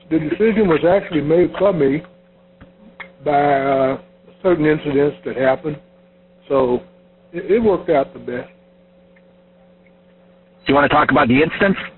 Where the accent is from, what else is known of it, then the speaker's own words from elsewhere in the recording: Chicago, Illinois, United States; Uh, he, he was a Chicago Bull, and we're from Chicago.